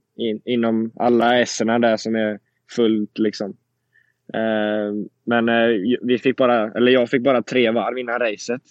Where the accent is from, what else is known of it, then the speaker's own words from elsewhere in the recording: Sweden; moved away as an adult; now in Indianapolis, United States; jag är hemma nu i Sverige